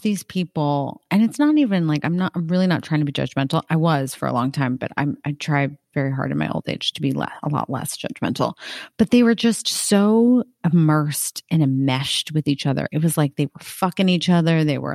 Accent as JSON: {"language": "English", "region": "Connecticut", "country": "United States", "said": "I am from Connecticut"}